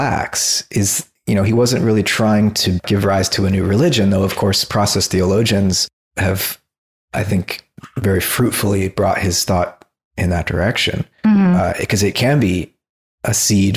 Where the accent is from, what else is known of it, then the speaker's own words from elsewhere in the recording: South Florida, United States; moved away as an adult; now in California, United States; I grew up in South Florida